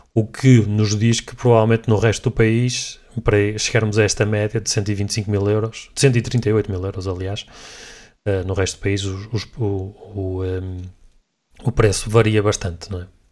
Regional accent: Portugal; como nós portugueses

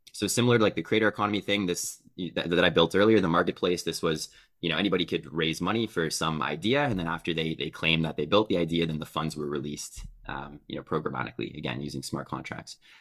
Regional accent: Canada; I'm Canadian

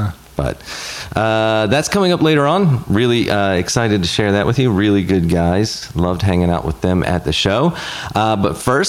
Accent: the Bible Belt, United States; now in Southern California, United States; I was raised in the Bible Belt.

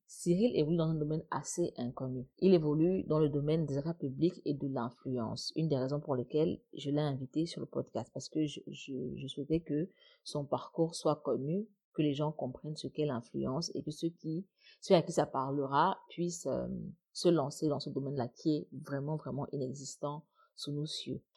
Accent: Cameroon

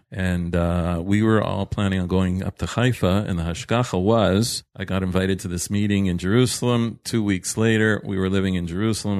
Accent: Toronto, Ontario, Canada; moved away as an adult; now in Israel; I'm, uh, originally from Toronto. I grew up there.

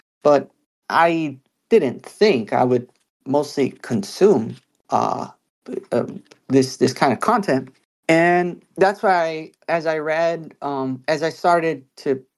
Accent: United States; as an American, also experiencing life as an American

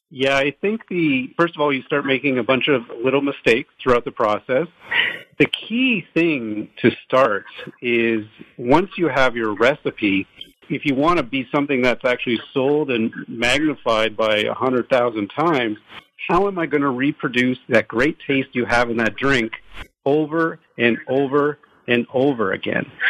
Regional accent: Toronto, Ontario, Canada; moved away as an adult; now in Los Angeles, United States; we're from Toronto originally

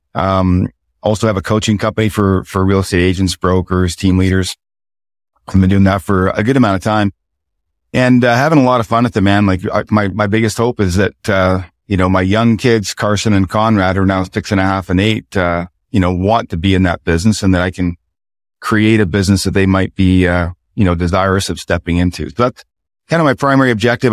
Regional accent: Chipman, New Brunswick, Canada; also born or lived in Fredericton, New Brunswick; I'm from Chipman, New Brunswick, town of about two thousand people

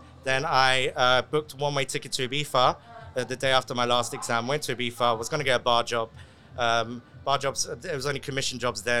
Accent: London, United Kingdom; now in Dubai, United Arab Emirates; I'm very proud of being half Colombian, half English, of course, by speaking, you know, from a London. I'm like a Londoner.

